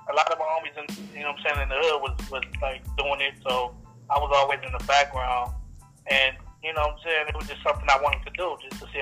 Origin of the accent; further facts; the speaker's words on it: Los Angeles, California, United States; also born or lived in upstate New York; one half … and …, man. I'm from South Central LA.